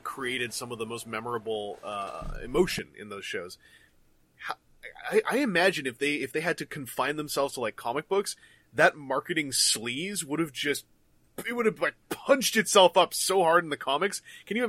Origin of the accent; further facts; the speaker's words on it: Canada; I'm from Canada